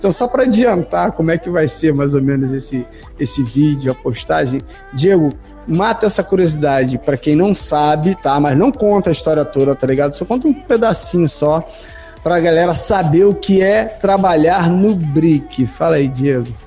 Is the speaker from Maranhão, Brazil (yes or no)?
no; Rio de Janeiro, Brazil; porque eu, infelizmente, sou carioca é raiz, tá?